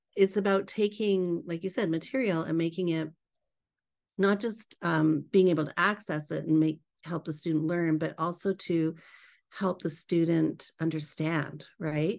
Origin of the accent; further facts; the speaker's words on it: British Columbia, Canada; moved away as an adult; now in United States; born and raised in Canada. I'm a Canadian transplant. I live here in the U S now.